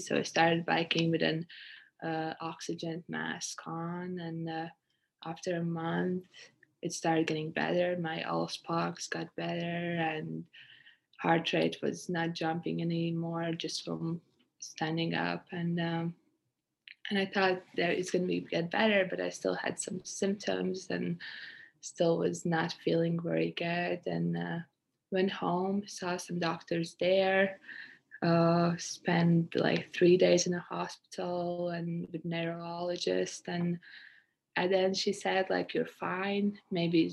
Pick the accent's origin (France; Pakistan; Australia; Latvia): Latvia; moved away as an adult; now in Canada; I'm from Latvia, a country in Europe. I came to Canada 4 years ago to study and play basketball